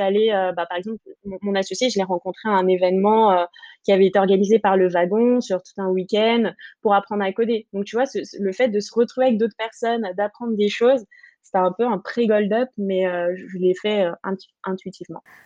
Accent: French Guiana; moved away as an adult; now in Paris, France; je viens de Guyane. Donc, euh, je, suis, un peu euh, sud-américaine

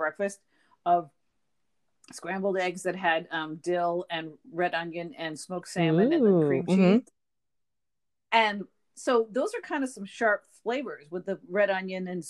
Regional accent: Portland, United States; if you were had a day off of school in Portland, you watched Perry Mason

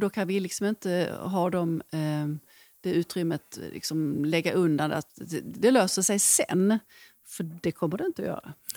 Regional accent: Sweden; vi svenskar

